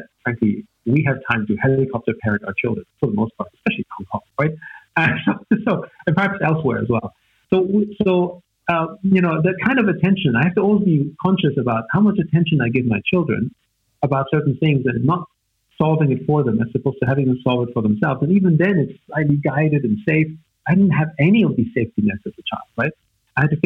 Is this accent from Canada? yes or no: no; Vienna, Austria; first language German; English is a second language; I grew up in Vienna, in Austria, to sort of a musical family